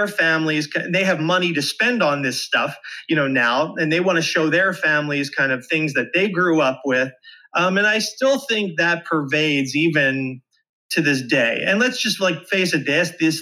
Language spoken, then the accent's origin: English; Philadelphia, Pennsylvania, United States; I'm from the Philly area.